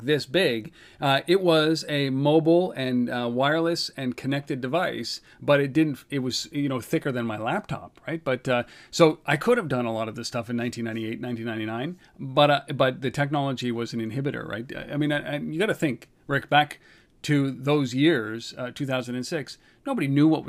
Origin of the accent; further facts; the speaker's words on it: Canada; I know we're Canadian